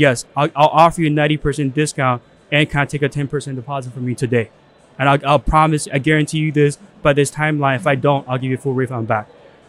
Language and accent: English; China; moved away; I was born in China.